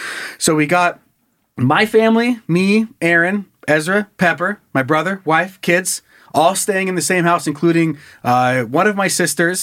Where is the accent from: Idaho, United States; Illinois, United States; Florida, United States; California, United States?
Idaho, United States; Hailey; now in Coeur d'Alene, United States; went down to my hometown.